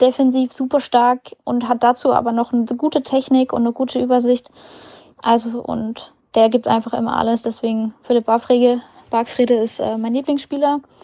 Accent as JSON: {"language": "German", "region": "Berlin", "country": "Germany", "tie": "born or raised there", "said": "Berlin ist meine Heimatstadt"}